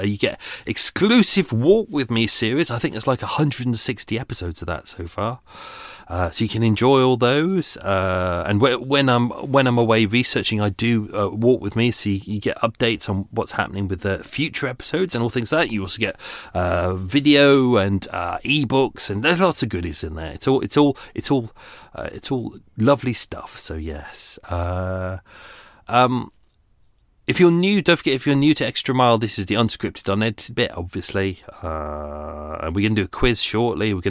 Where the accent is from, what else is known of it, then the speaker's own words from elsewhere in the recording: England, United Kingdom; we're English